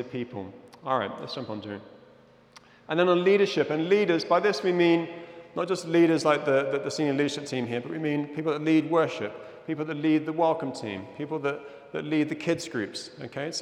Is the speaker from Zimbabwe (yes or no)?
yes; Zimbabwe; moved away; I'm originally from Zimbabwe